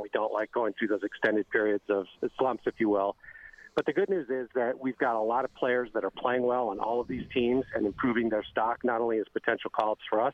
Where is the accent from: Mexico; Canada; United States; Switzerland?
Mexico; Mexico City; moved away; I was born and raised in Mexico City